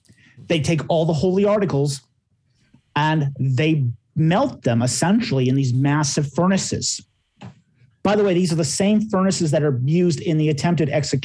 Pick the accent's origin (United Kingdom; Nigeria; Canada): Canada; I say this as a Canadian.